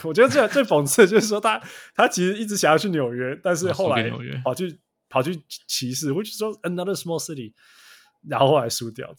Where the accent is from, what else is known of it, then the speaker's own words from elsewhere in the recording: Canada; 那我问你哦，这才因为我们加拿大人都都会知道一些鸟事情、小事情啊。